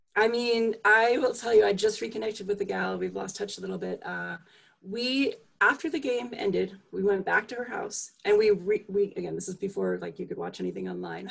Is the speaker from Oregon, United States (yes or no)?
no; Long Island, New York, United States; also born or lived in Massachusetts; now in Vermont, United States; I grew up on Long Island